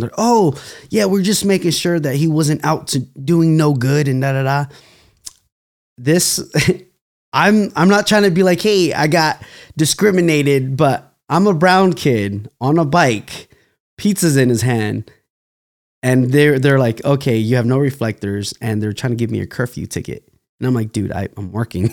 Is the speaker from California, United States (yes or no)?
yes; Fresno, California, United States; I'm actually from Fresno, California